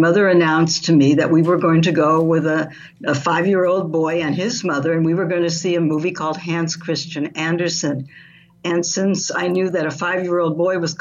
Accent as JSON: {"language": "English", "region": "Southern California", "country": "United States", "tie": "born or raised there", "said": "I grew up in Southern California"}